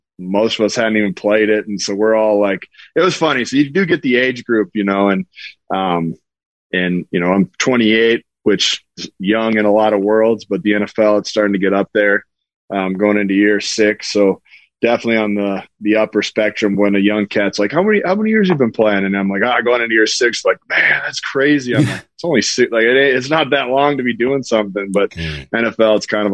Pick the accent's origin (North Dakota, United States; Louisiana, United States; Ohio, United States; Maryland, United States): North Dakota, United States; I'm from North Dakota.